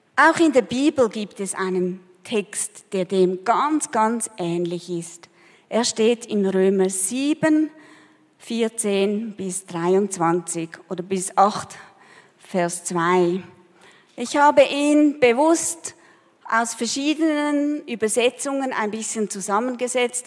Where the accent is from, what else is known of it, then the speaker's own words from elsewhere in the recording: Switzerland; moved away as an adult; also born or lived in Peru; Als wir zurückkamen nach vielen Jahren, wir haben auch gemerkt, wir sind nicht Peruaner, aber wir sind auch keine richtigen Schweizer mehr.